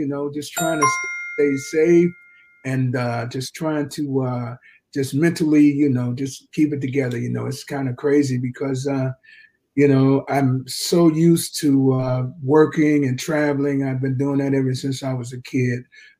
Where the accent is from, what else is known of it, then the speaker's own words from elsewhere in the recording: Jacksonville, Florida, United States; Yeah. Duval, man. And it was cool.